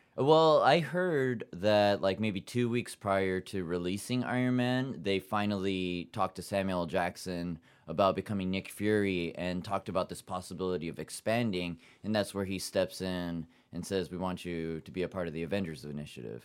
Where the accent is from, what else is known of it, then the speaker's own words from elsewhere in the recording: Yokohama, Kanagawa, Japan; now in New York City, United States; I grew up in Yokohama, Japan, seventeen years, half Japanese, half German-American